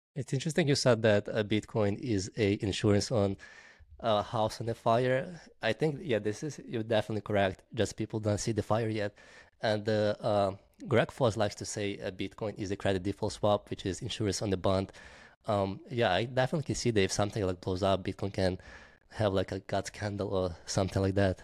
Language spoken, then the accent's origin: English; Ukraine; I'm, I'm from Ukraine